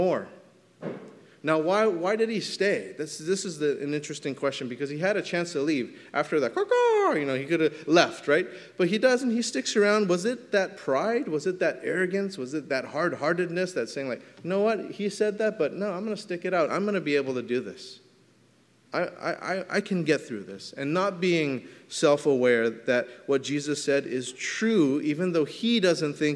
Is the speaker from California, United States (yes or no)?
yes; California, United States; I'm from California